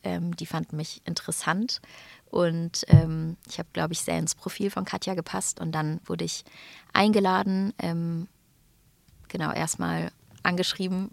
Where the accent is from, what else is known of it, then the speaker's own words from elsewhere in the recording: Stuttgart, Baden-Württemberg, Germany; aus meiner Heimat Stuttgart